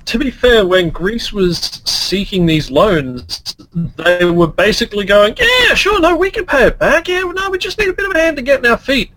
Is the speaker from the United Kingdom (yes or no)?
no; Australia; I'm Australian.